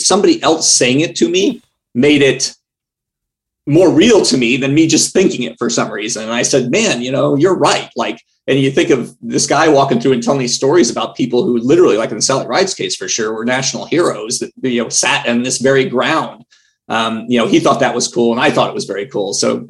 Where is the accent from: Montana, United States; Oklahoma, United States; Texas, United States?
Texas, United States; Houston; moved away as an adult; I took the time to go to the home I grew up in Houston.